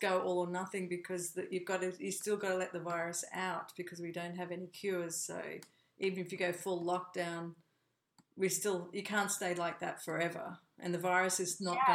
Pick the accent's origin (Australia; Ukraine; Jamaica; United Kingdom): Australia; moved away as an adult; also born or lived in United States; I was born in Australia, but I also became an American